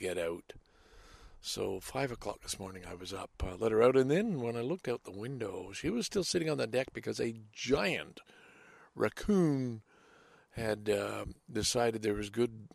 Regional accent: Salaberry-de-Valleyfield, Quebec, Canada; now in Toronto, Canada; Valleyfield, my hometown.

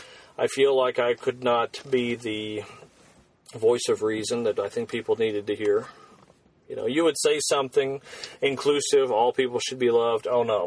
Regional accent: United States; as an American

